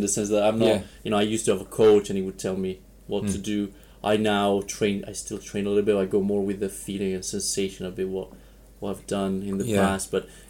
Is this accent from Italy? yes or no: yes; Varese, Lombardy, Italy; moved away as an adult; also born or lived in Wales; now in Gryon, Switzerland; I'm from Varese, which is an hour north of Milan.